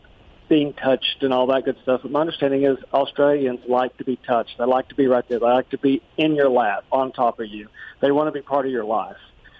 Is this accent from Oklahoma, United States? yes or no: no; Nashville, Tennessee, United States; I am calling from Nashville, Tennessee.